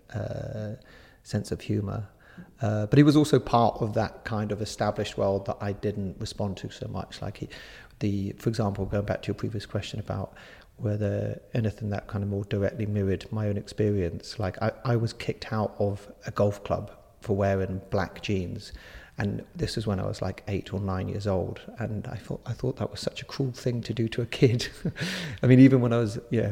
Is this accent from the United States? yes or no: no; Jersey; I grew up on the west of the island, so I was really close to the beaches there. I mean, you're never that far from a beach in Jersey.